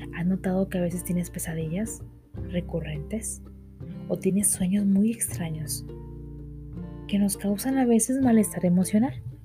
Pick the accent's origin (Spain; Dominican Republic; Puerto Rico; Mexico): Mexico; por lo menos en México donde soy yo